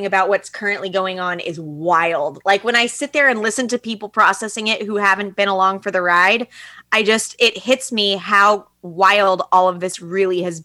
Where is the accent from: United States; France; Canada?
United States; Oregon; I grew up in Oregon